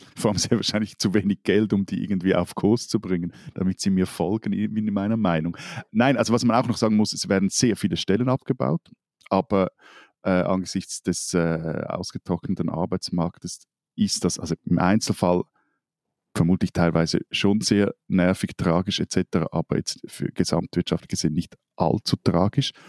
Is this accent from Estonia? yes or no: no; Switzerland; bei uns in der Schweiz